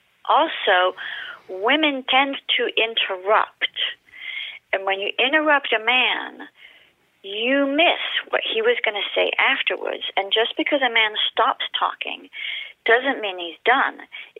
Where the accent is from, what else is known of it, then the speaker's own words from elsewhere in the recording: France; accent: British; moved away as an adult; now in United States; So I was born and raised in France to a British mother and a French father, which is why, in case your listeners are wondering, I don't have a French accent because I grew up bilingual and I came to the U.S. at 19